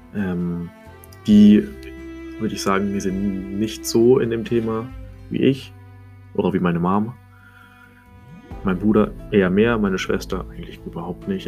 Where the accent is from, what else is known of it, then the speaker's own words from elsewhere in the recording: Munich area, Bavaria, Germany; Ich komme aus München, Umgebung